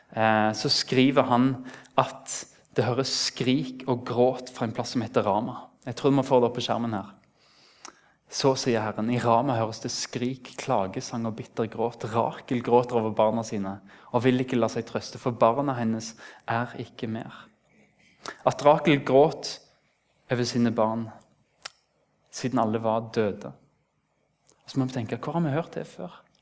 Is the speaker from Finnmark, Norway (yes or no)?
no; Rennesøy, Rogaland, Norway; Det er en stor plass der jeg kommer fra